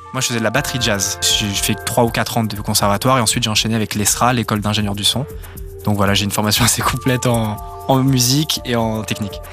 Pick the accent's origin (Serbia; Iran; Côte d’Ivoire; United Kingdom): Serbia; Belgrade; moved away; also born or lived in Nice, France; J'ai vécu toute mon enfance à Belgrade, en Serbie